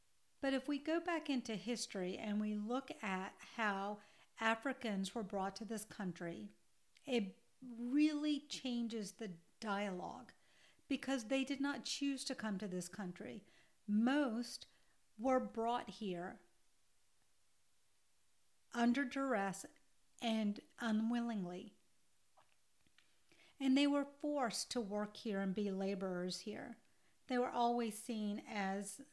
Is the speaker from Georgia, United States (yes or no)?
yes; Georgia, United States; I grew up in the South in Georgia in the 1970s